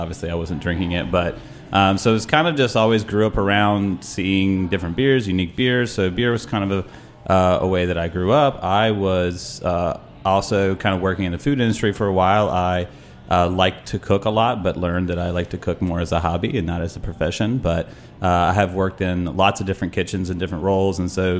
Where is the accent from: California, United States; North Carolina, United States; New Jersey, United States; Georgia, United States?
North Carolina, United States; I grew up in North Carolina